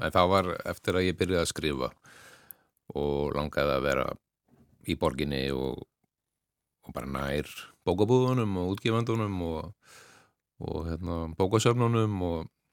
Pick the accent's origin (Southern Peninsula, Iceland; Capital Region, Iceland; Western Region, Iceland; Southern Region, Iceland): Western Region, Iceland; Ólafsvík; Ég álst upp í Ólagsvík